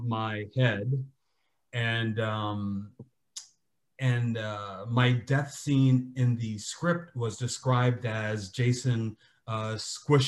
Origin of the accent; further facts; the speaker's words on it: Gardena, California, United States; I grew up in Gardena, which is a suburb